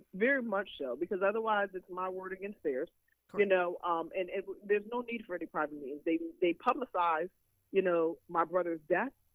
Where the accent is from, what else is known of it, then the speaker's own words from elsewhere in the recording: New York, United States; moved away; I'm from New York, so I speak quickly